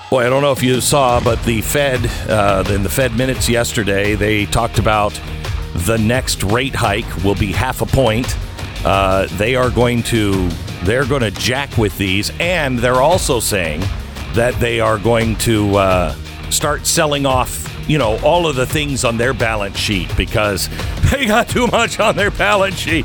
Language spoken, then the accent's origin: English; Texas, United States; as a Texan